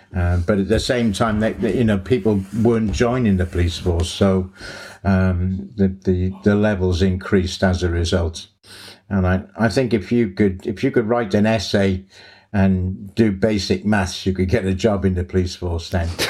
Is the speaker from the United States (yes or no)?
no; Cardiff, Wales, United Kingdom; moved away as an adult; I'm from Cardiff in Wales originally